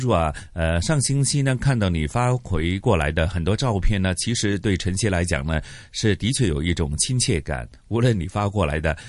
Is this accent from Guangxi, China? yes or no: yes; Guangxi, China; now in Hong Kong, Hong Kong; 虽然小时候在广西长大